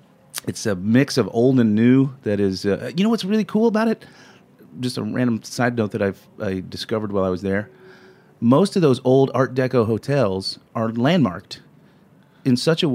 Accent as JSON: {"language": "English", "region": "Florida Panhandle", "country": "United States", "tie": "born or raised there", "moved": "yes", "said": "I've born and raised in the Panhandle."}